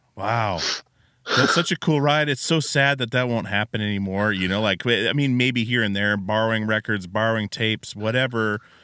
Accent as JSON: {"language": "English", "region": "Alaska", "country": "United States", "tie": "born or raised there", "moved": "as an adult", "lives_now": "Portland, United States", "said": "i grew up in alaska yeah. moved out when i was 18 moved to portland i've been in portland ever since"}